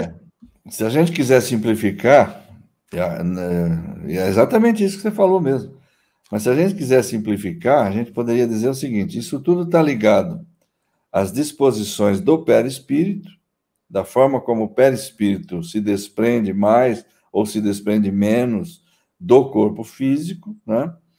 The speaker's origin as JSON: {"language": "Portuguese", "region": "interior of São Paulo", "country": "Brazil", "said": "eu sou paulista do interior"}